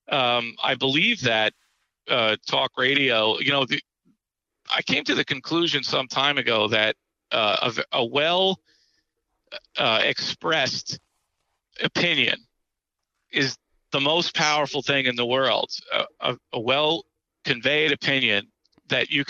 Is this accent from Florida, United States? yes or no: no; New York, United States; Uh, being a New Yorker, I just when his voice comes oh. on